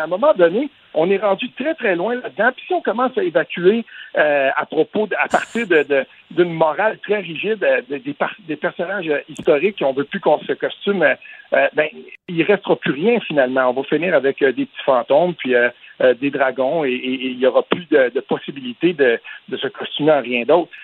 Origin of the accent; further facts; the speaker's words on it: Quebec, Canada; quand on vient du Québec